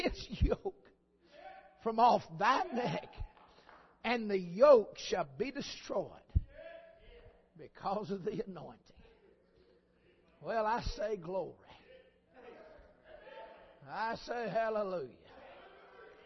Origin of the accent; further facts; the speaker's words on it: United States; I'm an American